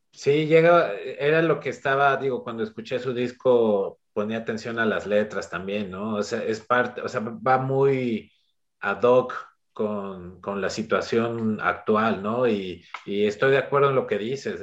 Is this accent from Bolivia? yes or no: no; Mexico; como mexicano